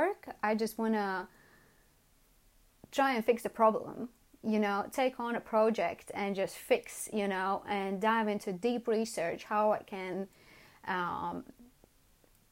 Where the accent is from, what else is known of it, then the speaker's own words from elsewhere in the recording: Latvia; moved away as an adult; now in London, United Kingdom; I was born in Latvia